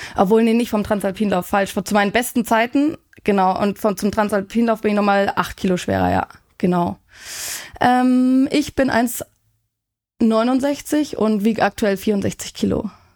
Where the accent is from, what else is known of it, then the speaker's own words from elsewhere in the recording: Munich, Bavaria, Germany; ich komme aus München